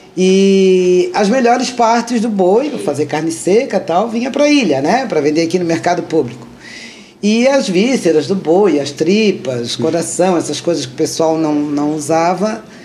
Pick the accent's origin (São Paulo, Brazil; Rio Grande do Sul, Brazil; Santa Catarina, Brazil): Santa Catarina, Brazil; Florianópolis; Sou tripeiro com muito orgulho, com muito amor